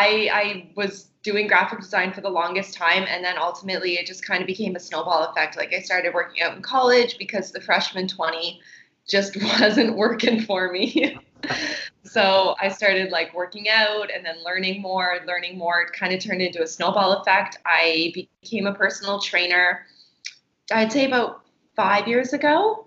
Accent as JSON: {"language": "English", "country": "Canada", "said": "So because I'm from Canada, I was able to travel to Cuba a lot."}